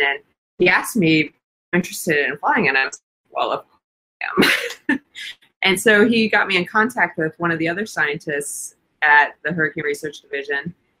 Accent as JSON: {"language": "English", "region": "Wisconsin", "country": "United States", "tie": "born or raised there", "said": "I grew up in Wisconsin, and we had a lot of severe weather."}